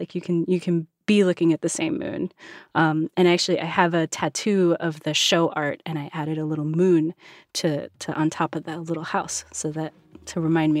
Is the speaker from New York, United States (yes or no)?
yes; New York, United States; growing up in New York, like, my mom is Puerto Rican